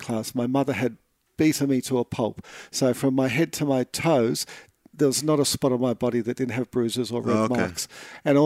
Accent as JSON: {"language": "English", "town": "Sydney", "region": "New South Wales", "country": "Australia", "tie": "born or raised there", "said": "I grew up in Mount Druitt in Sydney."}